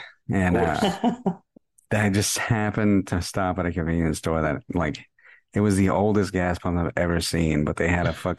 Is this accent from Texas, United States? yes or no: yes; Amarillo, Texas, United States; born there; but I was born in Amarillo and I've gone to Amarillo like a fuck ton of times, right?